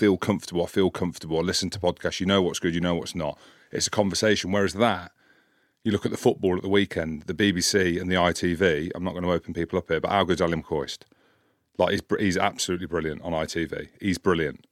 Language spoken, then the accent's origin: English; Scotland, United Kingdom; I'm from Scotland